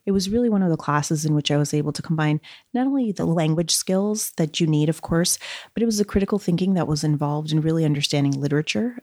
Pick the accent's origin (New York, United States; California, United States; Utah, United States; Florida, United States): New York, United States; New York City; also born or lived in Brazil; I grew up in Flushing, Queens